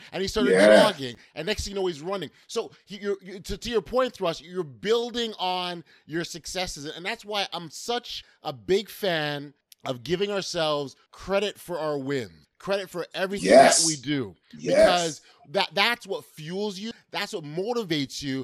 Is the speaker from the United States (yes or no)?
no; Toronto, Ontario, Canada; I grew up in Regent Park, moved to the West End.